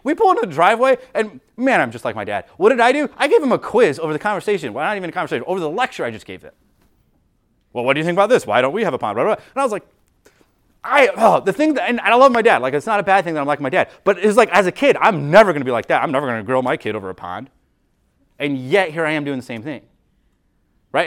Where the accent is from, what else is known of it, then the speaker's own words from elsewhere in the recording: United States; we as Americans